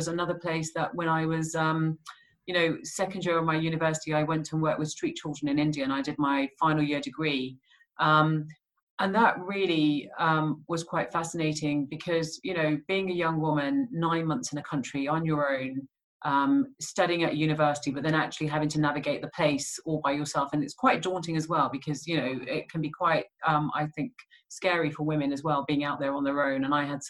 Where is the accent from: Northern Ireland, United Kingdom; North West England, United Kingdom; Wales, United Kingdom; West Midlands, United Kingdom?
West Midlands, United Kingdom; Birmingham; growing up in Birmingham in the 80s and 90s